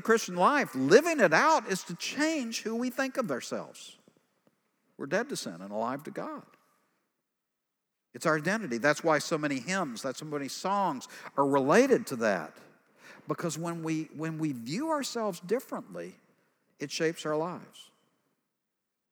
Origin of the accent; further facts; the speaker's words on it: East Texas, United States; I'm from East Texas